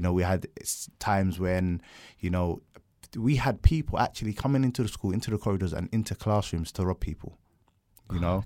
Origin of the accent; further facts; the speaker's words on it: London, United Kingdom; I grew up in South London.